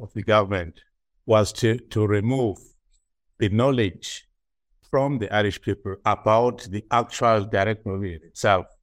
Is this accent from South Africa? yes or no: yes; South Africa; moved away as an adult; now in Ireland; as a South African